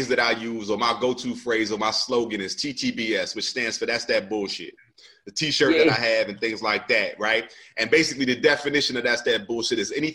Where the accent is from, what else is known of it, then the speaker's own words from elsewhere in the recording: New Jersey, United States; moved away as an adult; I was from Jersey